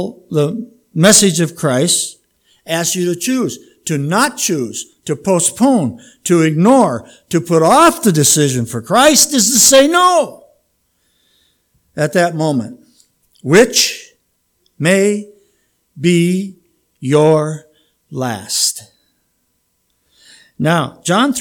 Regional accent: Minnesota, United States; moved away; I have more cousins than Carter has little liver pills in Minnesota.

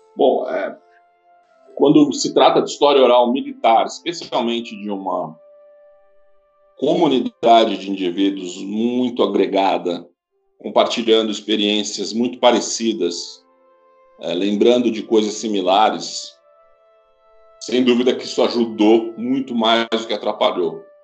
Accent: Brazil; Eu sou brasileiro

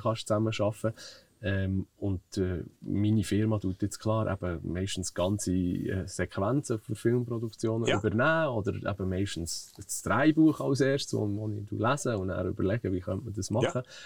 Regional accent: Zollikofen, Bern, Switzerland; Aufgewachsen äh, bin ich eigentlich hier in Zollikofen

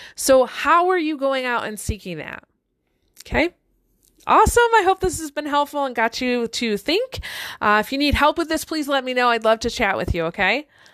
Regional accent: Detroit, Michigan, United States; I grew up one street north of the border of Detroit

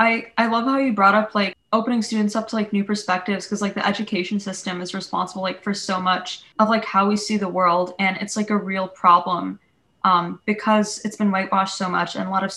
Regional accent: New York City, New York, United States; my pronouns are she, her, I'm from New York City

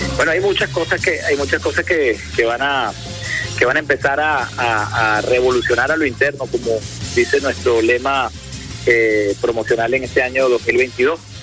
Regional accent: Venezuela; lo que somos los venezolanos y las venezolanas

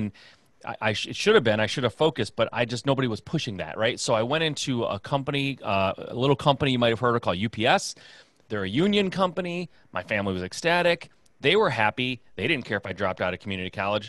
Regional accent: Michigan, United States; Midwest guy, born and raised in Michigan

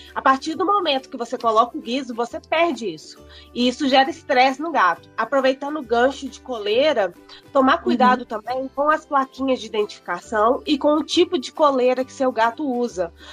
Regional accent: Belo Horizonte, Minas Gerais, Brazil; Sou daqui de BH, pelo sotaque também não tem como negar.

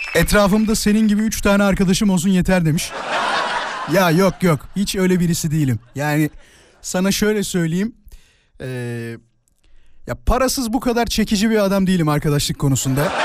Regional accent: Turkey; klasik Türk'üm.

